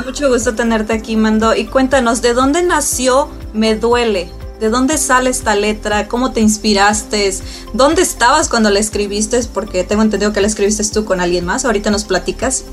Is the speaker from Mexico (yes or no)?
yes; Mexico; Yo soy mexicana